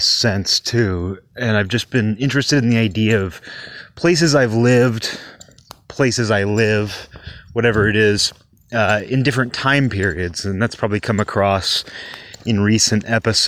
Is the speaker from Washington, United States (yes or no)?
yes; Kirkland, Washington, United States; my hometown, Kirkland